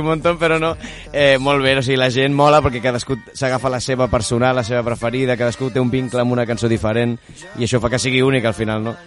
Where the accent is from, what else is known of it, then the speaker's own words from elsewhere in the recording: Sant Pol de Mar, Catalonia, Spain; jo sóc de Sant Pol de Mar